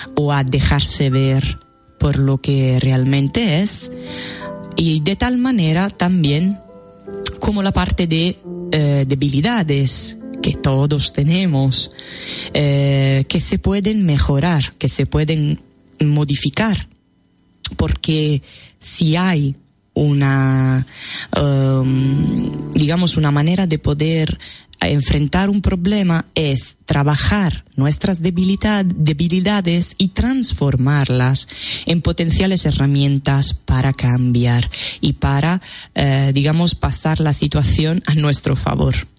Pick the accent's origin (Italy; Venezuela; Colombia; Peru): Italy; Spanish is a second language; now in Spain; soy extranjera. bueno, sí, soy italiana, soy italiana